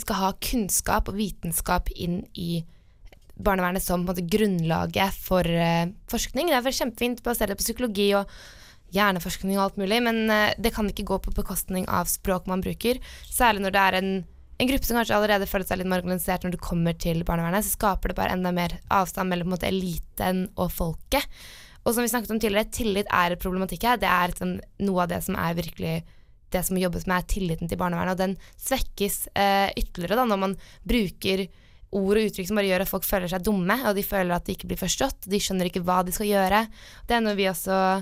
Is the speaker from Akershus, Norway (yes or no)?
yes; Asker, Akershus, Norway; Jeg kommer eh, fra Asker, litt utenfor Oslo.